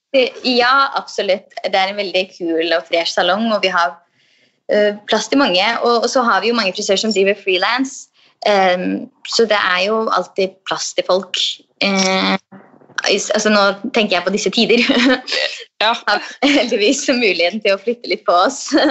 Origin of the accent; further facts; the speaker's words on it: Østfold, Norway; Jeg er jo fra Østfold